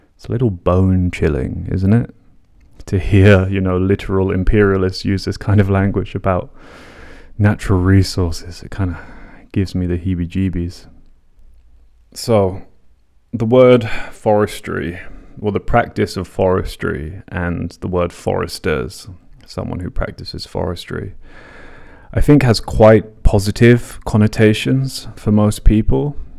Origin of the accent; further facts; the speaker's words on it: London, United Kingdom; when I was a teenager growing up in London, commuting between my broken up parents' homes in the north and south of the city